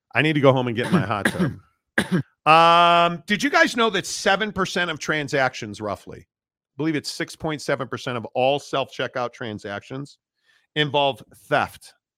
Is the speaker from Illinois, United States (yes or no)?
yes; Northbrook, Illinois, United States; I am from Northbrook, Illinois